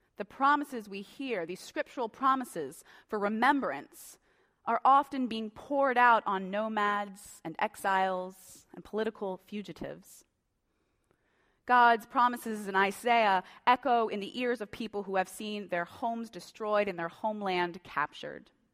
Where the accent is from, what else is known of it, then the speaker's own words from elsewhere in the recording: Tulia, Texas, United States; now in Colorado, United States; I was born in Tulea, Texas